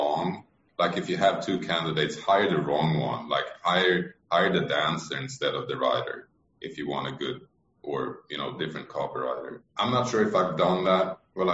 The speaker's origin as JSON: {"language": "English", "country": "Sweden", "said": "I may be Swedish, but I'm American in that sense"}